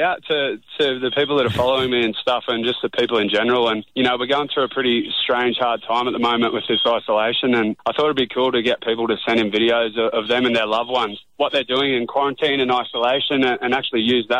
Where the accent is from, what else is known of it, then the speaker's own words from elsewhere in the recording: Tara, Queensland, Australia; I am in my hometown, Tara, which is about 400 k's west of Brisbane.